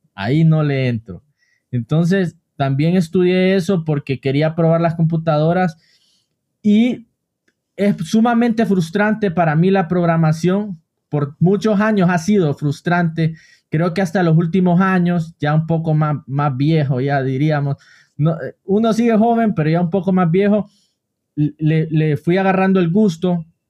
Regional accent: Honduras; yo también soy de Honduras

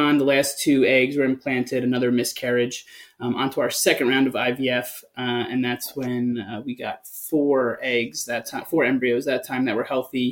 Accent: East Coast, United States; now in West Coast, United States; So I'm from the East Coast

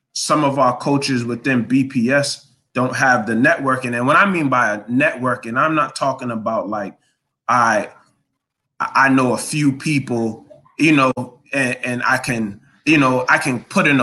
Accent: Boston, Massachusetts, United States; I'm from Dorchester. I represent Dorchester to the heart, but I represent Boston as a whole.

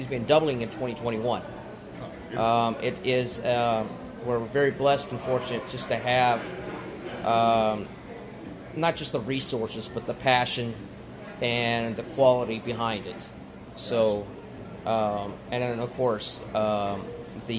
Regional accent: South Texas, United States; moved away as an adult; also born or lived in Charleston, South Carolina; now in Delaware, United States; I was born and raised in Texas, South Texas

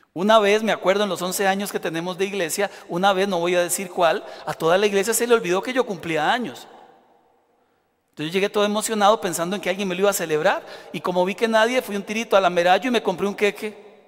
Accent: Costa Rica; Yo, que soy bien tico

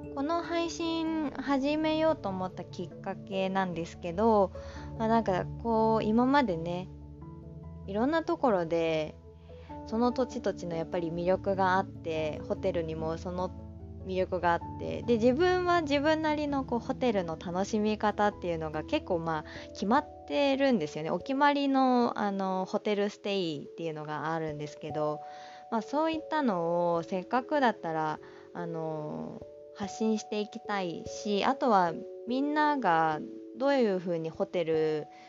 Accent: Aichi, Japan; also born or lived in Kanagawa Prefecture; now in Kanagawa, Japan; 私の出身は愛知県で、今は神奈川県にいます

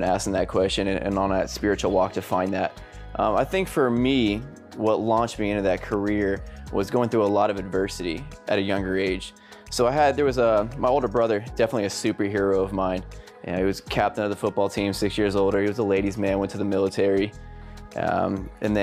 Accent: Sarasota, Florida, United States; now in Tampa, United States; I was actually born in Tampa, Florida. Spent a couple years there and then grew up in Sarasota, Bradenton area

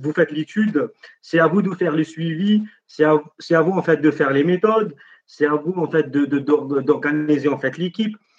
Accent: Algeria; moved away as an adult; now in France; je suis algérien

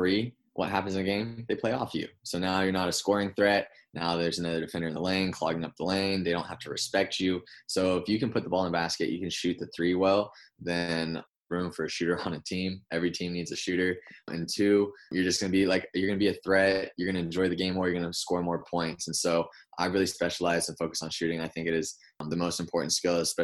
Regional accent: Concord, California, United States; moved away as an adult; now in Los Angeles, United States; I was born and raised in NorCal. I'm in the East Bay in Concord

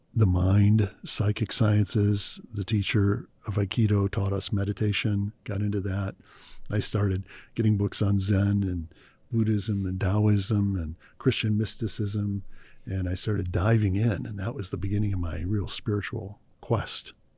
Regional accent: Cleveland, Ohio, United States; I grew up in Cleveland, Ohio. Cleveland, Ohio in the U S A.

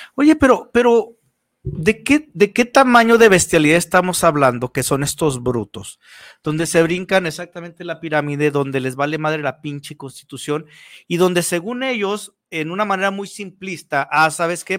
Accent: Mexico; como buenos mexicanos

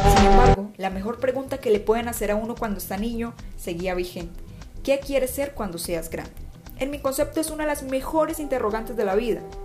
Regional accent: Casanare, Colombia; una mujer casanareña enamorada de su llano, de su gente y de su región

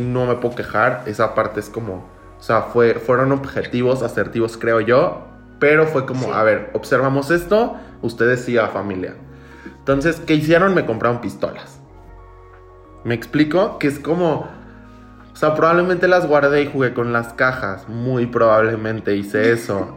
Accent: Villahermosa, Tabasco, Mexico; soy de Villahermosa, soy, soy tabasqueño

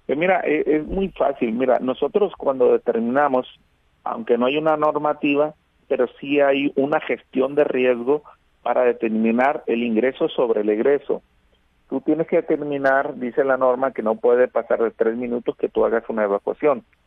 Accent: Navolato, Sinaloa, Mexico; yo soy de, de Nabolato

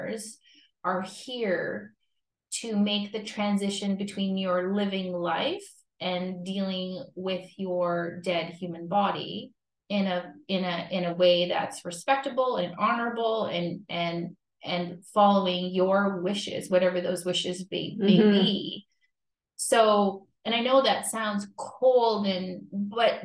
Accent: Timmins, Ontario, Canada; moved away as an adult; also born or lived in Bobcaygeon, Ontario; now in Fenelon Falls, Canada; I've spent more time here than I have in my hometown of Timmins

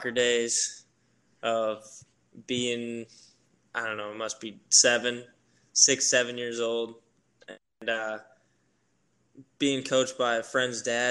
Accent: Whitefish Bay, Wisconsin, United States; moved away as an adult; back in my hometown of Whitefish Bay, which is right next to Milwaukee, Wisconsin

